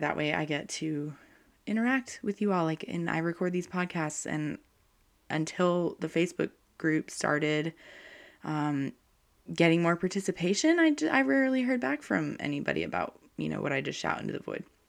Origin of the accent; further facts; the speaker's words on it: North Carolina, United States; I'm from North Carolina, and we have, like, hurricanes and um, lots of thunderstorms.